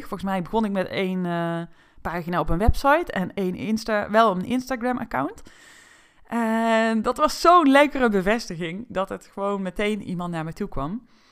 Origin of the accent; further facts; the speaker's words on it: North Brabant, Netherlands; toen ik werd geboren in Brabant